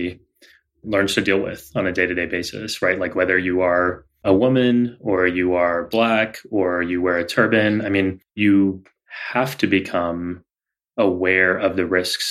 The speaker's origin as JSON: {"language": "English", "region": "Texas", "country": "United States", "tie": "born or raised there", "said": "our experience growing up in Texas"}